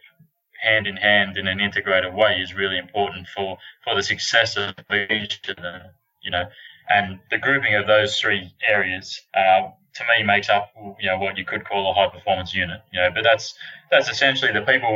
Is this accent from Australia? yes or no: yes; Australia; moved away as an adult; now in Texas, United States; I'm an Australian, obviously, although I'm in Texas at the moment.